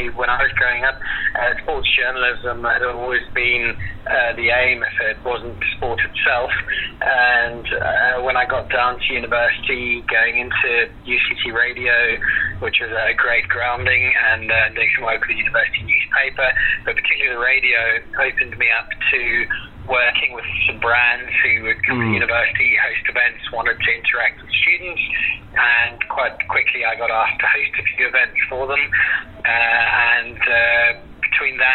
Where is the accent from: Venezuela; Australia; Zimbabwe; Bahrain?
Zimbabwe; also born or lived in Belfast, Northern Ireland; now in South Africa; I moved to Zimbabwe when I was 4 years old